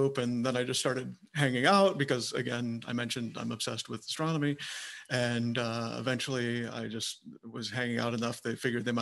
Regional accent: Michigan, United States; now in Arizona, United States; I grew up in Michigan, which is not the astronomy capital of the world

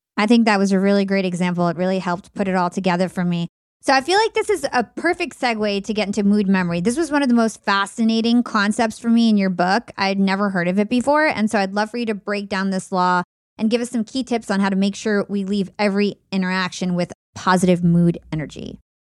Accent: New Jersey, United States; We're both from New Jersey

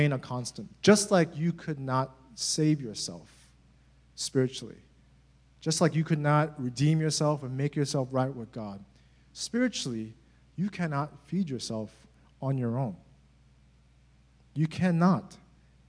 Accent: United States; as Americans

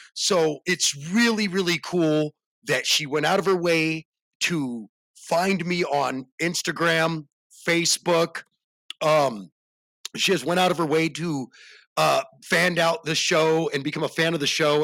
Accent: the South, United States; I'm from the South

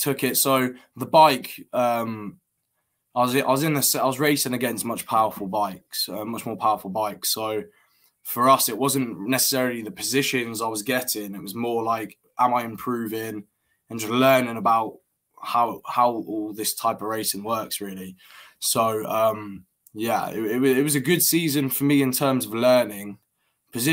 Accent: Peterborough, East of England, United Kingdom; also born or lived in Colorado; I'm from Peterborough

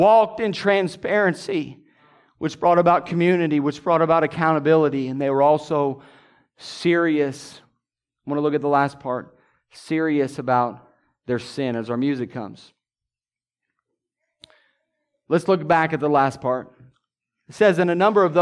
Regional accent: Southern Illinois, United States; Growing up in Southern Illinois

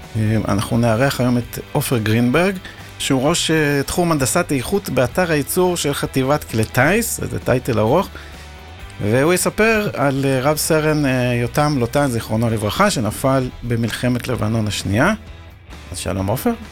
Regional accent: Israel; אני גם קיבוצניק במקור

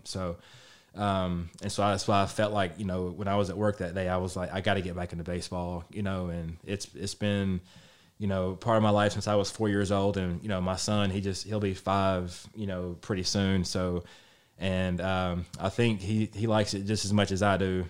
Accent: Lewisburg, Tennessee, United States; I'm from Lewisburg and Lewisburg and Page were big rivals growing up.

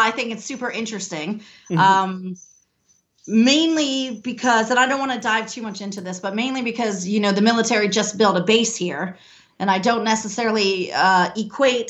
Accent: United States; I'm American

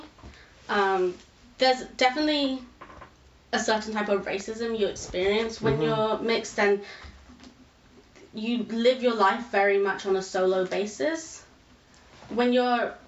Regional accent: United Kingdom; I am mixed with Indian and white, and I am British

